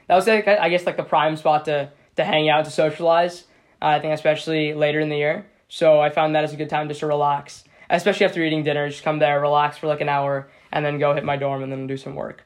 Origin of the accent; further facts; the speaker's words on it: Seattle, Washington, United States; I'm from Seattle, Washington as well